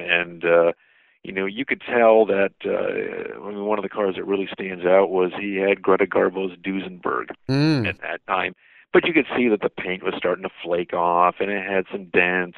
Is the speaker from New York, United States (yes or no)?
yes; Lake George, New York, United States; growing up in the Adirondacks in New York, in Lake George